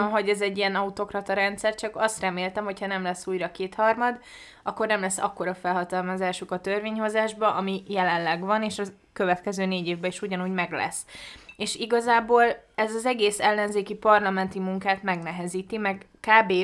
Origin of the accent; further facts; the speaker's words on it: Budapest, Hungary; tőzsgyökeres Budapestit én nem ismerek sok embert. És jó, ez én vagyok